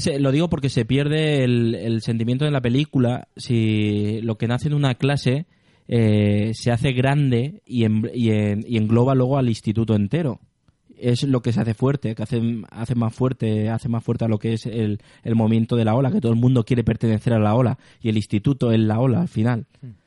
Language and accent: Spanish; Spain; el sentimiento de español cuando salimos de España